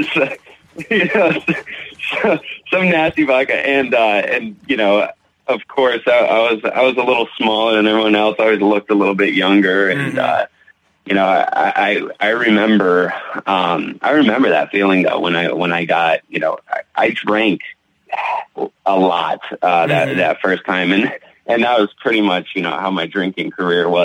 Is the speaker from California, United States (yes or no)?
yes; Southern California, United States; now in Connecticut, United States; I grew up out in California though, out in Southern California